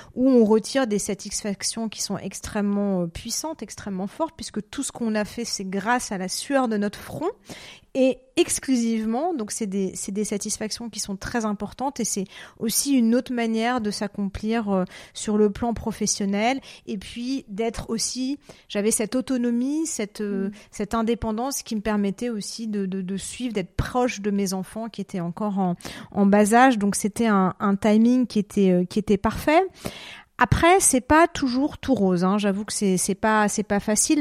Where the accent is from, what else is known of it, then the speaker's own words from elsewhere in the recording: Paris, Île-de-France, France; moved away as an adult; now in Zurich, Switzerland; Je suis parisienne, hein, voilà, je suis arrivée en Suisse en 2016